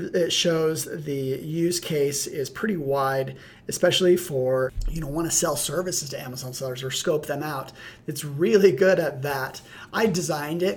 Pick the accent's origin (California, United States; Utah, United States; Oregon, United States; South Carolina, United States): Utah, United States; my home state of Utah